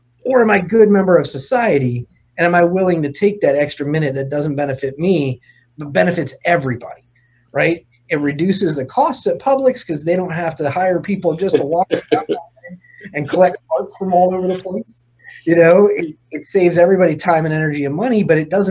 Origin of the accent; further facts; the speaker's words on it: St. Petersburg, Florida, United States; growing up here, St. Petersburg, I think is a perfect example. I grew up in Pinellas County Schools